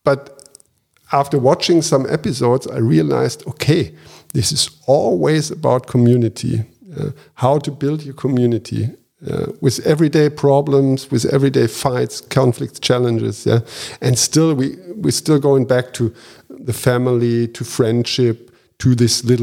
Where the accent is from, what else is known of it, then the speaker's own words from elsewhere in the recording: Japan; moved away; I was born and raised in Japan